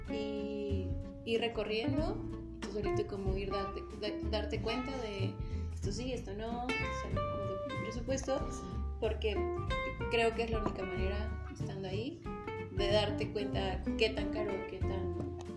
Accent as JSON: {"language": "Spanish", "country": "Mexico", "said": "la primera vez que me salí de México, me fui sola a Canadá."}